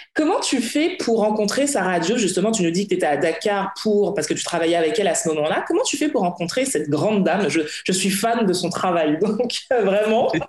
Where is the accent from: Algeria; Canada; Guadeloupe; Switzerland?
Guadeloupe; sur des petites îles comme chez nous, comme la Guadeloupe